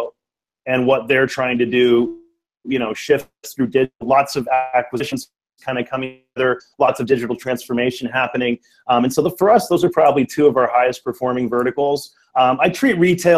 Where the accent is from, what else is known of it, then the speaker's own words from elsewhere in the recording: Richmond, California, United States; I grew up here in the Bay Area in the East Bay in Richmond